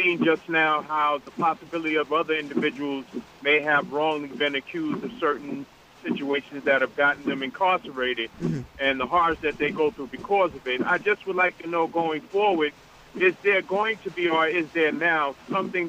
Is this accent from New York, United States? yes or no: yes; New York City, New York, United States; I'm from Brooklyn.